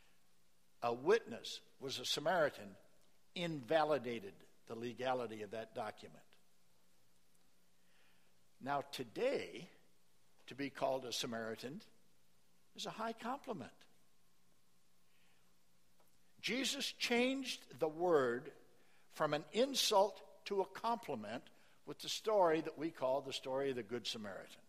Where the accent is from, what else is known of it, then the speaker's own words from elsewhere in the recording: small town Nebraska, United States; moved away; I was invited to preach in my hometown church, small town Nebraska